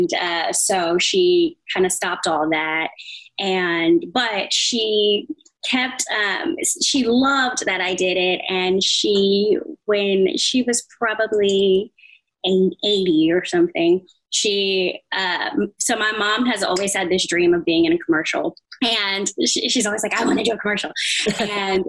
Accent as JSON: {"language": "English", "town": "San Diego", "region": "California", "country": "United States", "tie": "born or raised there", "said": "I spent the rest of my growing up in San Diego"}